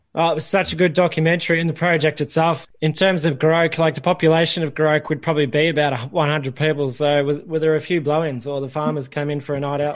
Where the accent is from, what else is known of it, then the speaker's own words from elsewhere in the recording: Ballarat, Victoria, Australia; I grew up in Ballarat